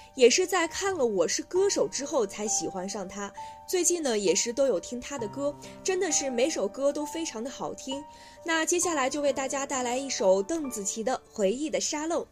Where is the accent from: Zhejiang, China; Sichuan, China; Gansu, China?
Gansu, China; Lanzhou; now in Beijing, China; 我的家乡兰州